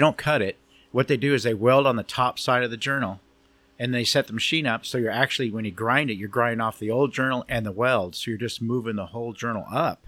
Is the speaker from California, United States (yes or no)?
yes; Long Beach, California, United States; also born or lived in Cypress, California / Alta Loma, California; I was born and raised over here in Long Beach